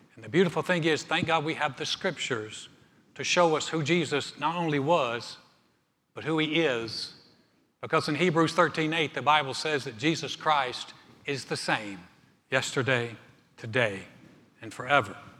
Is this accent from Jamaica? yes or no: no; North Carolina, United States; the mountains of my home state, North Carolina